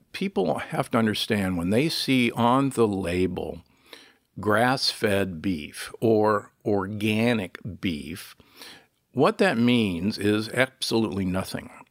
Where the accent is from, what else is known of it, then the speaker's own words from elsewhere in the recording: United States; also born or lived in Nebraska / Milwaukee, Wisconsin; I was born and raised in Nebraska and, and Milwaukee